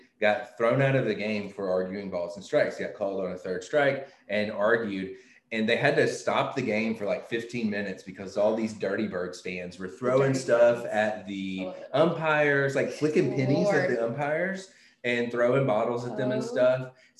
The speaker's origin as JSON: {"language": "English", "region": "West Tennessee", "country": "United States", "tie": "born or raised there", "said": "I grew up in West Tennessee."}